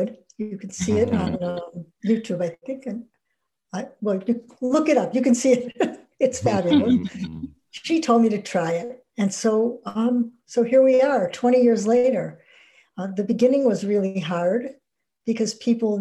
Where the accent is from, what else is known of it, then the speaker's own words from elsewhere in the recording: Ohio, United States; also born or lived in Wisconsin; I'm from Ohio